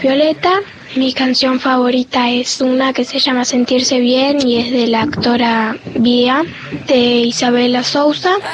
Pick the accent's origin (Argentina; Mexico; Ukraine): Argentina; Lago Puelo, Chubut; soy de la Upuelo Chubut